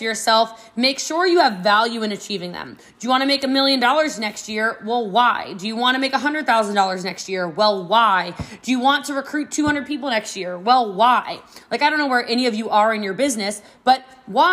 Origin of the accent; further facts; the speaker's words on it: Frisco, Texas, United States; I am from Frisco, Texas